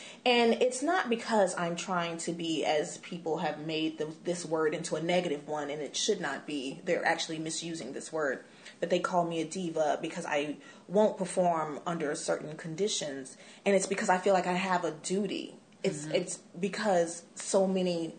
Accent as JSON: {"language": "English", "town": "Dallas", "region": "Texas", "country": "United States", "tie": "born or raised there", "moved": "yes", "said": "my hometown, Dallas"}